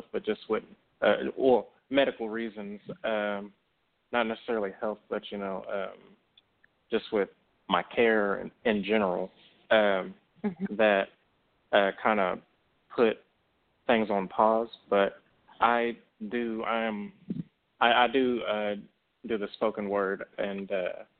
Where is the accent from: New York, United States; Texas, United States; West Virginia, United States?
Texas, United States; Dallas; accent: country drawl; I'm from Texas. You know, I'm from Dallas, so I got that country draw